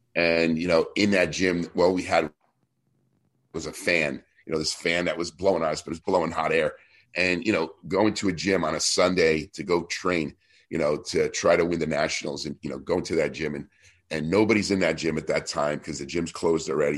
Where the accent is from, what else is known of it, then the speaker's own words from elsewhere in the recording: New Jersey, United States; I was this kid from New Jersey